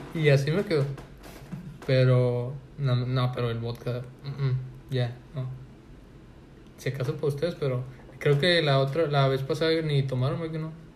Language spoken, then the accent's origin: Spanish; Monterrey, Nuevo León, Mexico; como buen regio